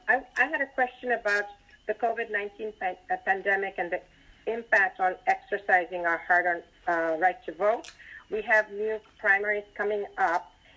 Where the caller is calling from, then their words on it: Philadelphia, Pennsylvania, United States; I'm calling from Philadelphia, where we have 24% poverty, and many folks don't have access to the Internet.